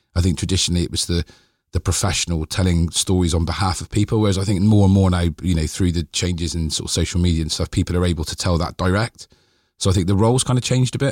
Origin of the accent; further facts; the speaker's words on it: Bristol, South West England, United Kingdom; I was born in Eastfield, so I grew up